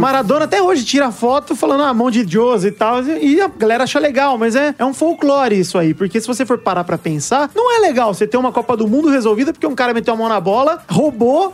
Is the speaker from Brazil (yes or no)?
yes; Araraquara, São Paulo, Brazil; eu mesmo sou de Araraquara